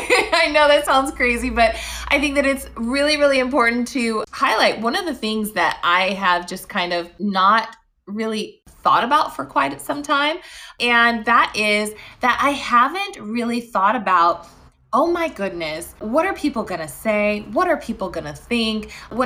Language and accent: English; Las Vegas, Nevada, United States; If you need a getaway, I am always a fan of my hometown of Las Vegas.